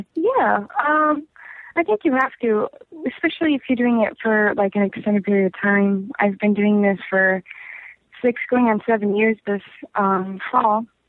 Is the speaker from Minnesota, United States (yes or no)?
yes; Golden Valley, Minnesota, United States; I'm from Minnesota. I'm from like a first ring suburb of Minneapolis.